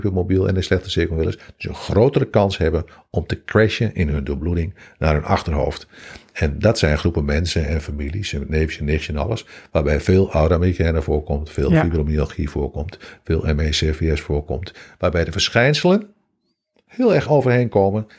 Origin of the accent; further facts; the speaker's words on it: Hengelo, Overijssel, Netherlands; Ik kom uit Hengelo